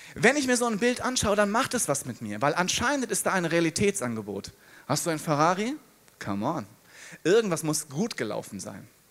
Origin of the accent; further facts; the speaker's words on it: Hesse, Germany; Ich bin Hesse. In Hessen heißen die Frohschwätzer